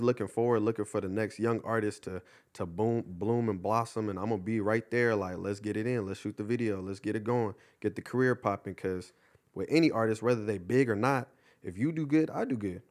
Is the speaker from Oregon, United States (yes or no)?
no; Ontario, California, United States; also born or lived in Upland, California; I went to, uh, high school in Upland, but I'm originally from Ontario